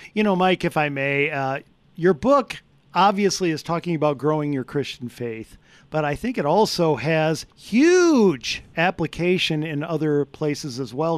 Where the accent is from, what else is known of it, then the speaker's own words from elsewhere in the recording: United States; I'm American.